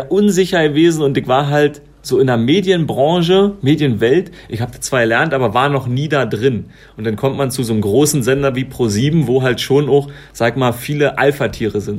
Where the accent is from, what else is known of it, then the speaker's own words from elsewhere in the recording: Königs Wusterhausen, Brandenburg, Germany; also ich komme aus Königs Wusterhausen bei Brandenburg